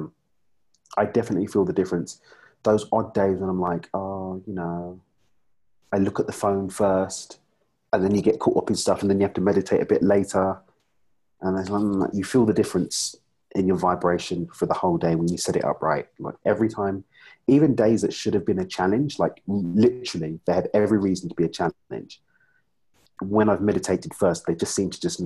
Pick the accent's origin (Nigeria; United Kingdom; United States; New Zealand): United Kingdom; I'm from the UK.